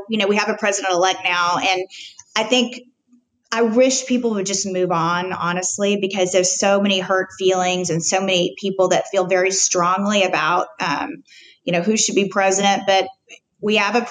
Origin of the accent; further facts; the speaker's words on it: Highland Park, Texas, United States; also born or lived in Washington; was born in Highland Park, not Fair Park